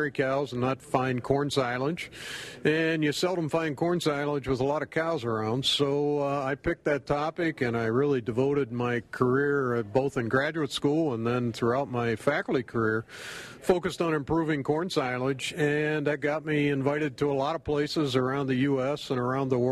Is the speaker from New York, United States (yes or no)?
no; Pennsylvania, United States; moved away as an adult; also born or lived in Maryland; now in Wisconsin, United States; I grew up on the East Coast in Pennsylvania, and growing up, we always fed a lot of corn silage